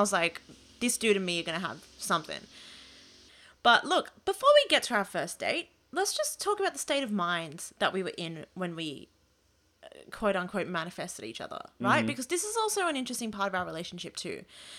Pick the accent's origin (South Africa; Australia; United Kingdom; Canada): Australia; New South Wales; And I lived, I was born and raised in the Outer West. So I'm always like, Fairfield's my local city council.